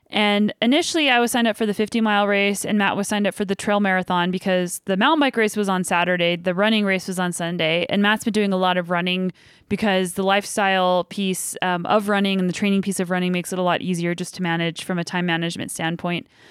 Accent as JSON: {"language": "English", "country": "Canada", "said": "we're both from Canada"}